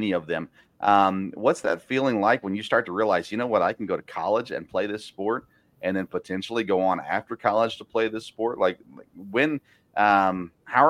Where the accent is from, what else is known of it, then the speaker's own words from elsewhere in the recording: Tennessee, United States; moved away; I grew up in Tennessee, just south of Vanderbilt